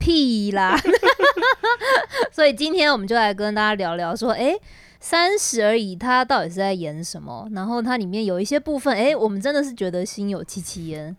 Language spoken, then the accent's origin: Chinese; Taiwan; moved away as an adult; now in Shanghai, China; 我们台湾人